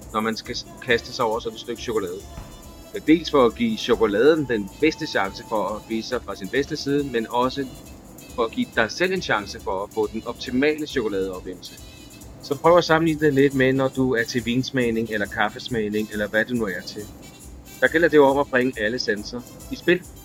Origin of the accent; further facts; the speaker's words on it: Denmark; moved away as an adult; now in Costa Rica; da jeg var barn i Danmark